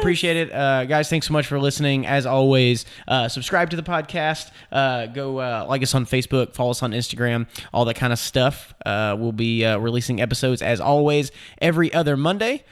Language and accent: English; Nashville, Tennessee, United States; I'm from Nashville